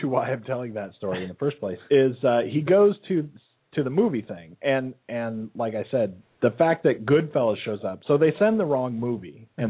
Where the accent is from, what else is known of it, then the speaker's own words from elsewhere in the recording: Normandy, France; because we're from Normandy, France